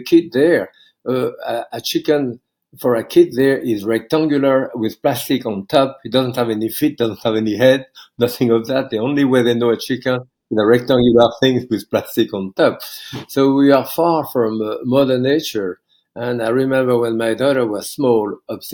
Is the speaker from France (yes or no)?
yes; Bourg-en-Bresse, Auvergne-Rhône-Alpes, France; English is a second language; moved away as an adult; now in United States; I was raised in France during the Second World War